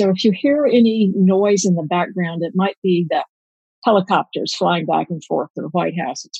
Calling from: Washington, District of Columbia, United States; I'm calling from my kitchen in my condo in the DuPont Circle area. On a normal day, I walk to work. It's pretty nice, very close to the White House

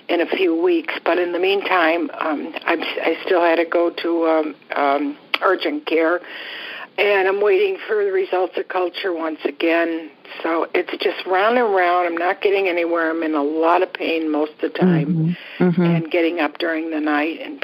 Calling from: Florida, United States; I'm calling from Florida

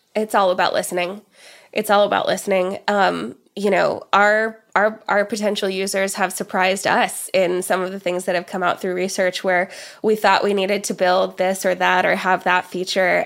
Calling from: Oklahoma, United States; living in Oklahoma, where I am, uh, calling in from here today in the, in the U S

